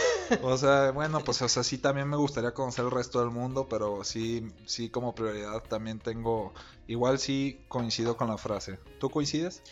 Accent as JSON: {"language": "Spanish", "country": "Mexico", "said": "somos mexicanos"}